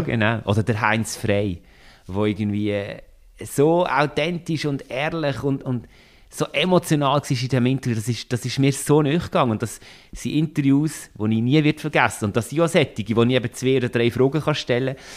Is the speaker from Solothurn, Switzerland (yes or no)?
yes; Solothurn, Switzerland; Ich bin ursprünglich aus dem Kanton Solothurn, darum ist das äh, so ein bisschen wie meine Heimat